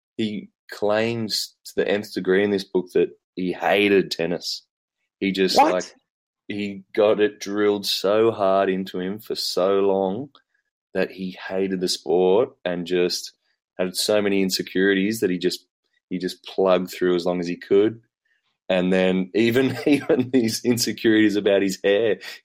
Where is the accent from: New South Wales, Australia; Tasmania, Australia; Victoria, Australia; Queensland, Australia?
New South Wales, Australia; Wollongong; I grew up in Wollongong.